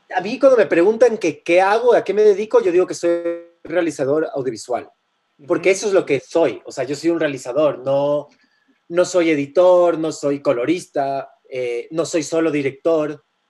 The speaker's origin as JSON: {"language": "Spanish", "town": "Guayaquil", "region": "Guayas", "country": "Ecuador", "tie": "born or raised there", "said": "Yo, yo crecí en Guayaquil de, de, más chamo"}